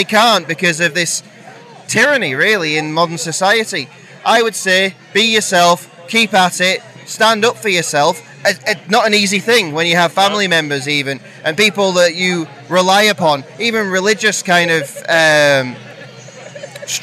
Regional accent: North West England, United Kingdom; I'm from the Northwest, so Bake Up isn't too far away from us.

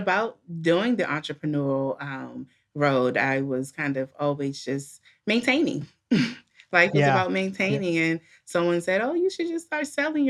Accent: Washington, District of Columbia, United States; Well, I am born and raised in Washington, D.C. I live outside of that area.

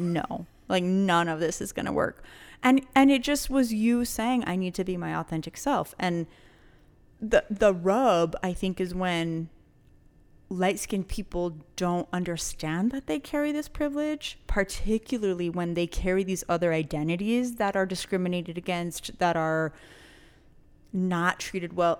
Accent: New Mexico, United States; we're all from the fucking borderland

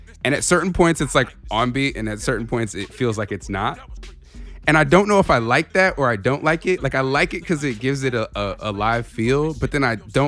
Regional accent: Georgia, United States; I grew up something near Benjamin Mays.

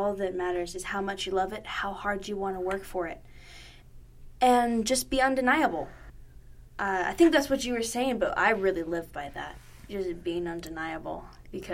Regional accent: Curlew, Washington, United States; we're from the tiny town, it's about 3 hours north, called Curlew

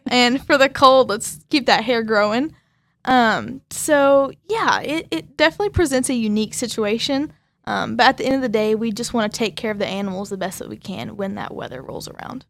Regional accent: Arcadia, Oklahoma, United States; I'm from Arcadia, Oklahoma.

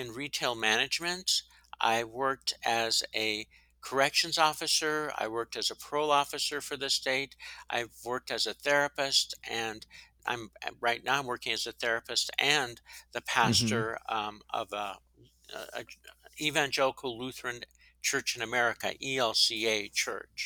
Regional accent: Boulder, Colorado, United States; I was born and raised here in Boulder, Colorado

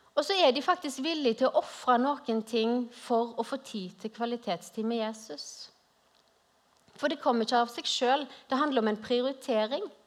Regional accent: Western Norway, Norway; moved away as an adult; now in Grimstad, Norway; hører dere kanskje at jeg er ikke herfra. Jeg er opprinnelig fra Vestlandet

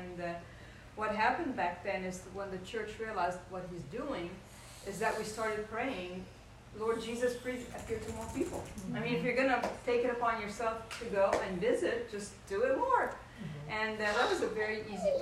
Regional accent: Egypt; moved away; when I was growing up in Egypt, everything was censored, even our mail

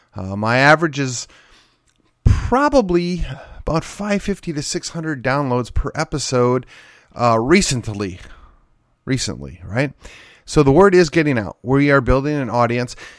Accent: McKinney, Texas, United States; born or raised there

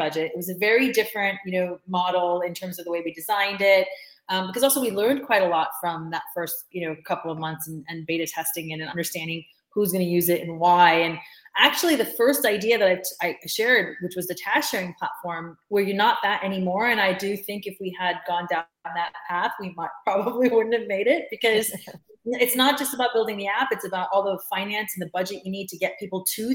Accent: United States; moved away as an adult; now in United Kingdom; I'm an American

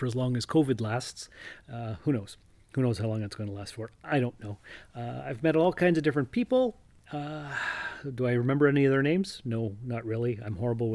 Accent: Sault Ste. Marie, Ontario, Canada; also born or lived in Timmins; I was born and raised here in Sault Ste. Marie, and now I'm back

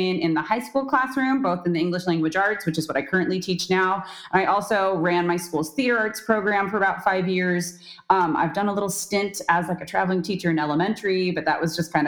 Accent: San Diego, California, United States; But I am born and raised in San Diego, California. That's where I still am.

